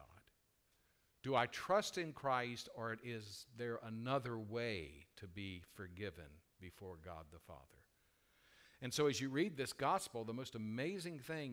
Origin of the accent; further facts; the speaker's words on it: United States; we are American citizens